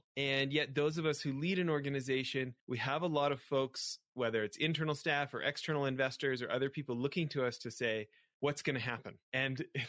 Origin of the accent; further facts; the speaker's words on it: Western Canada, Canada; growing up in Western Canada